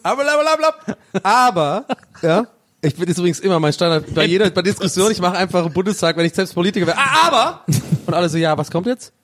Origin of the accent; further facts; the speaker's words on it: Tübingen, Baden-Württemberg, Germany; bei uns in Tübingen